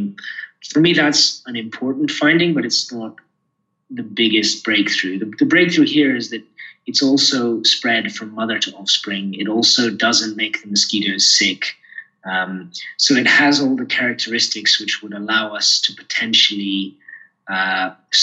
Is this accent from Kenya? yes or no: yes; Kenya; I grew up here in Kenya